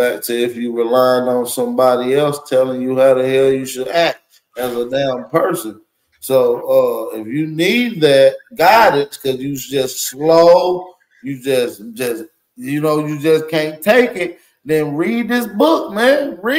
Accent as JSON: {"language": "English", "region": "Tennessee", "country": "United States", "said": "I'm from Tennessee, so."}